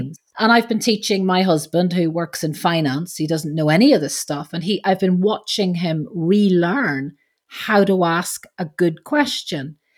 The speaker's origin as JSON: {"language": "English", "town": "Belfast", "region": "Northern Ireland", "country": "United Kingdom", "said": "being Irish"}